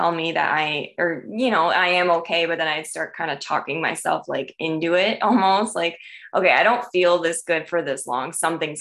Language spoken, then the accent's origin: English; Michigan, United States; I grew up in Michigan